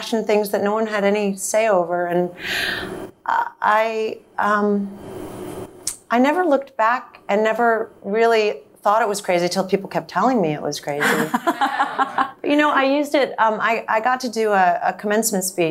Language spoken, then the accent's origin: English; England, United Kingdom; accent: English; also born or lived in France / New York; now in Los Angeles, United States; I grew up in England, so I have an English accent, or that I was in France from the ages of 1 to 3, so I speak French.